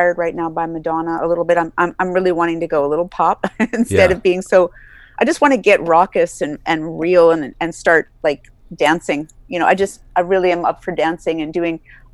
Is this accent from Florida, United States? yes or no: no; New York, United States; accent: New York; also born or lived in East Coast; now in Northern California, United States; my New York accent